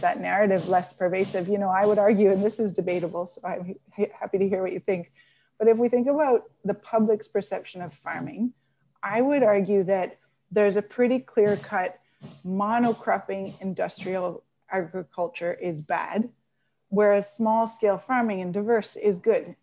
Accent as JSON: {"language": "English", "region": "Newfoundland and Labrador", "country": "Canada", "tie": "born or raised there", "moved": "yes", "said": "I'm a Newfoundlander, and I grew up, um, during the collapse of the cod stocks."}